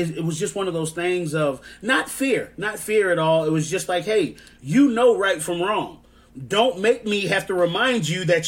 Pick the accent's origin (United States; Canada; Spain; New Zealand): United States; Georgia; accent: southern twang; growing up in Georgia, going to a Georgia high school